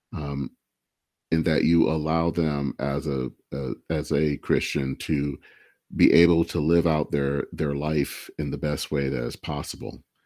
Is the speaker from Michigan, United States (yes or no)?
yes; Michigan, United States; I hail from Michigan